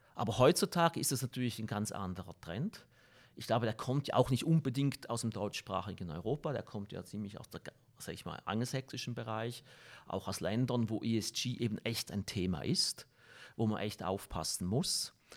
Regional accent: Switzerland; als Schweizer

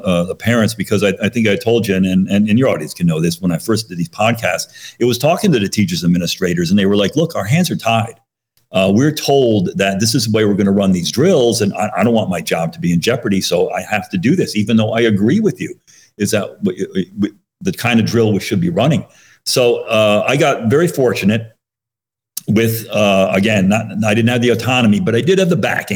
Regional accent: Monroe, Connecticut, United States; where I grew up in Monroe, Connecticut.

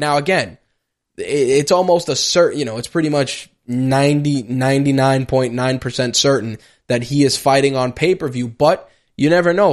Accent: New York City, New York, United States; I'm a New Yorker

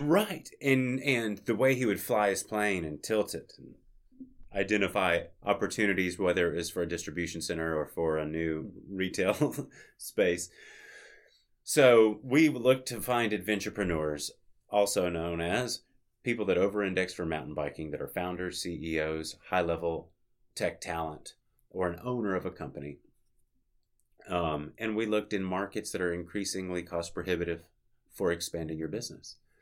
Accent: Little Rock, Arkansas, United States; moved away as an adult; now in Bentonville, United States; That was my hometown.

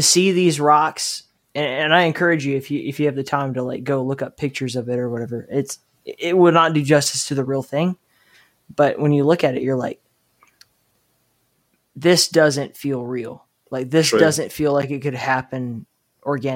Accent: Mobile, Alabama, United States; I'm from Mobile, Alabama

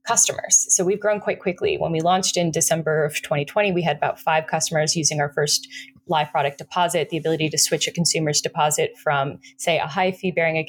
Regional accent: Florida, United States; I'm from Florida.

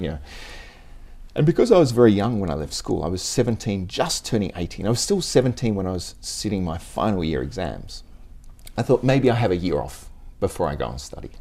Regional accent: Tasmania, Australia; now in Japan; I was born in Tasmania mm-hmm. in the in the seventies, early seventies

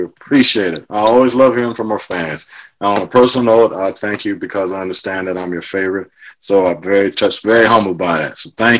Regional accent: Ohio, United States; moved away; also born or lived in New York; I'm from back east, I'm from Ohio, so obviously I'm about as far removed from the Western lifestyle as you could get back then.

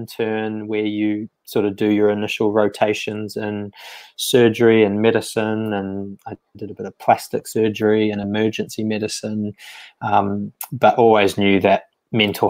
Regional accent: New Zealand; moved away; grew up in sort of a rural town in New Zealand, and did all my sort of school and things there.

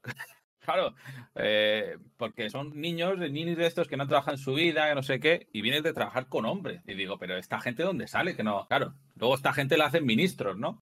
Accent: Guadalajara, Castilla-La Mancha, Spain; soy de Guadalajara y, trabajé en la central que está aquí al lado, la central de Trillo

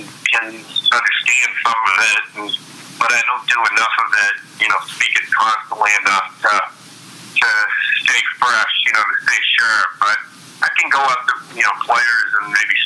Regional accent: Maine, United States; also born or lived in Cincinnati / Denver; now in Philadelphia, United States; I grew up in New England. I grew up in Maine

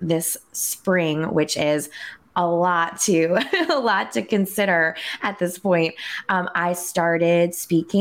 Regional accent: outside of New York City, United States; I grew up outside of New York City

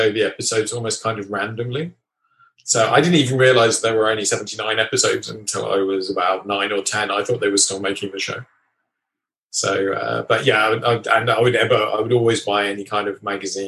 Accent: England, United Kingdom; I'm English

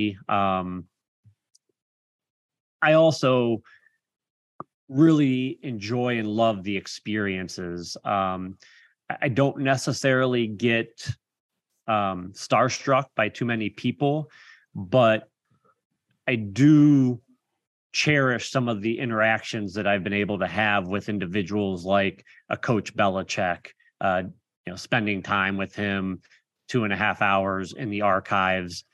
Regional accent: Canton, Ohio, United States; I was born and raised in Canton, Ohio

